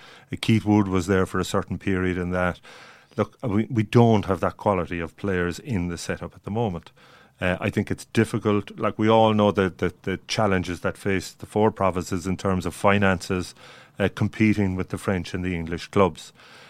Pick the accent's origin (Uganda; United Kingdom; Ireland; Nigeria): Ireland; we're as Irish as the rest of them.